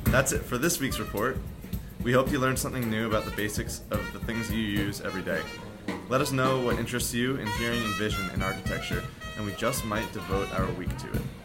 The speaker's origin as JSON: {"language": "English", "town": "Dix Hills", "region": "New York", "country": "United States", "said": "I'm from Dix Hills, New York"}